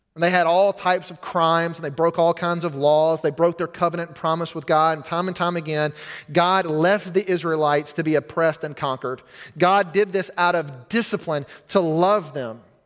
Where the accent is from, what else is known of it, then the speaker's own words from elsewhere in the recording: United States; as an American